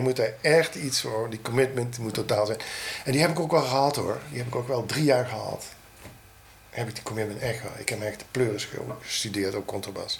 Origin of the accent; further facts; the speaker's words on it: Roermond, Limburg, Netherlands; also born or lived in Germany; ik kom uit Roermond